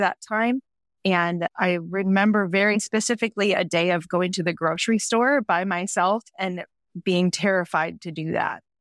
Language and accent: English; Midwest, United States; moved away as an adult; now in Central Coast, California, United States; I grew up in the Midwest.